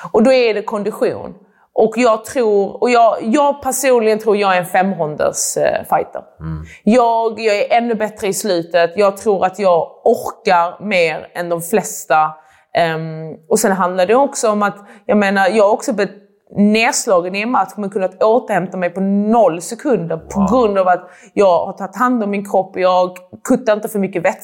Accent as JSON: {"language": "Swedish", "country": "Iran", "said": "Alltså jag är också iranier, liksom, att det är jätteviktigt att visa att man kan."}